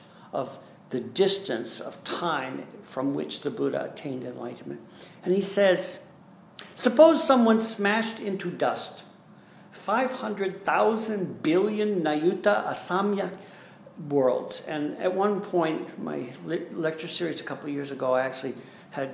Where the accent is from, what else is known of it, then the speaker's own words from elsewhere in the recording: United States; us Americans